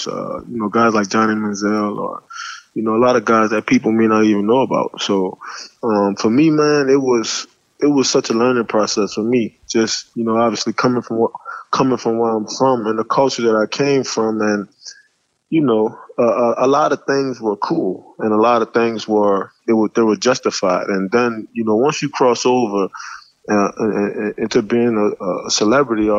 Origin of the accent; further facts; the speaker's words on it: New Orleans, Louisiana, United States; growing up in New Orleans